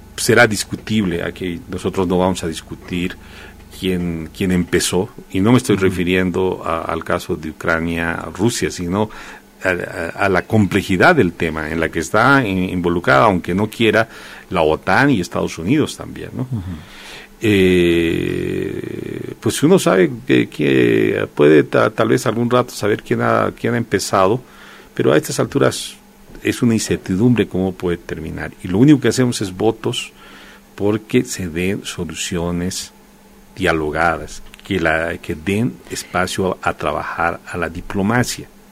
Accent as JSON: {"language": "Spanish", "country": "Bolivia"}